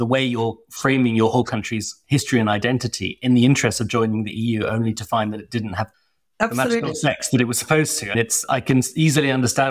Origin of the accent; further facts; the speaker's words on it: United Kingdom; as a Brit